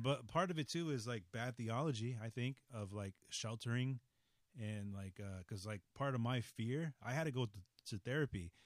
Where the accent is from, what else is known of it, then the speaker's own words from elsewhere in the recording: Los Angeles, California, United States; also born or lived in San Francisco; we moved from San Francisco. Mm-hmm. Uh, to Los Angeles